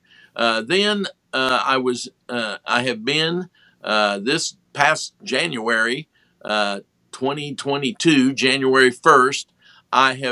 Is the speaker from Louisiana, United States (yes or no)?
no; Ohio, United States; moved away; also born or lived in Indiana; I was born in Ohio and raised on top of a grocery store and on a farm, both, and moved to Indiana